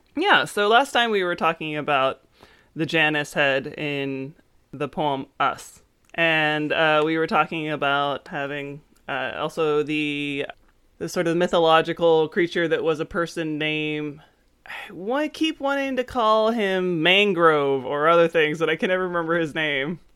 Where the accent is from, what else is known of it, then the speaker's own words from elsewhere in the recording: Frederick, Maryland, United States; where I grew up in Frederick